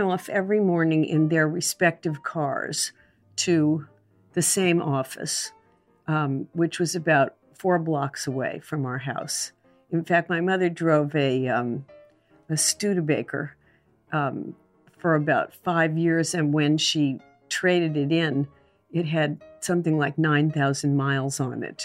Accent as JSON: {"language": "English", "region": "California", "country": "United States", "tie": "born or raised there", "also_born_or_lived": "New York", "said": "I was born in New York, and, um, and I was really happy for the first four years of my life. And then my parents moved to California"}